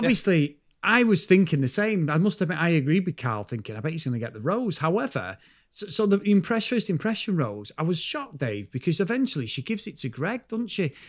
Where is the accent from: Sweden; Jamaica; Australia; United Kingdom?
United Kingdom; we're from the U K